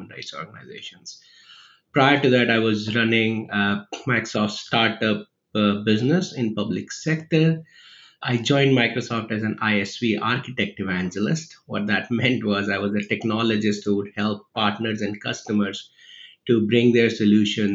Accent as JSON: {"language": "English", "region": "Rajasthan", "country": "India", "tie": "born or raised there", "moved": "as an adult", "said": "I'm from India originally. I was born and raised near Delhi, 150 kilometers south of Delhi, a state called Rajasthan, which is actually the biggest state in India"}